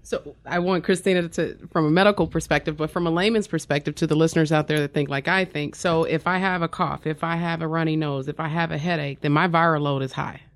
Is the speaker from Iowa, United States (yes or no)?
no; Wyandotte County, Kansas, United States; I'm originally from Wandauk County, Kansas